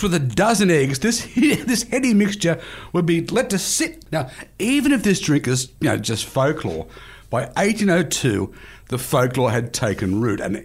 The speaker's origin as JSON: {"language": "English", "country": "Australia", "said": "like many Australians"}